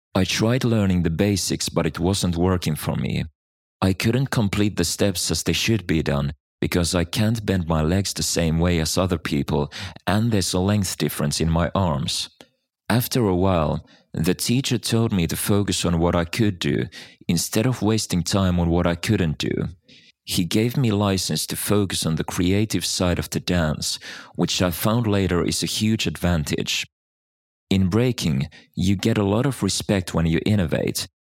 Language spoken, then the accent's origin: English; Netherlands; born or raised there